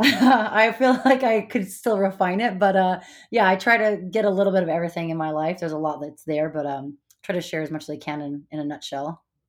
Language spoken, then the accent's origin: English; Montana, United States; moved away; also born or lived in California / Hawaii / Bay Area, California; I, uh, was born in California, but I grew up in Montana.